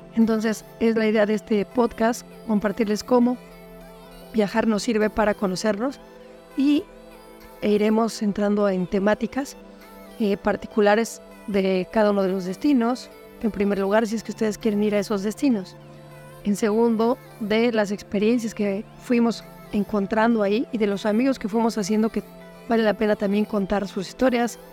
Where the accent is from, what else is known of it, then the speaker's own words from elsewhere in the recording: Mexico City, Mexico; moved away as an adult; also born or lived in Playa del Carmen; nosotros somos originales de Ciudad de México